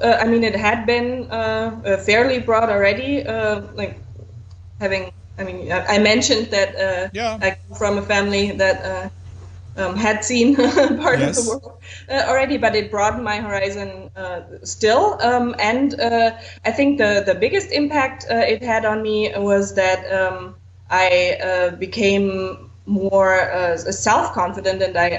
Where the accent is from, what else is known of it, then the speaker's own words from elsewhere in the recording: Southern Germany, Germany; I am not from Bavaria. That's correct. Probably I would say I'm from Bavaria if I was from Bavaria, but I'm from the other southern Germany.